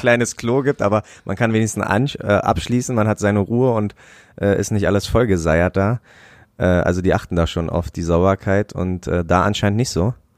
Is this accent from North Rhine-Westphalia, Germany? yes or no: no; Brandenburg, Germany; moved away; Ich bin in einem kleinen Kaff groß geworden in Brandenburg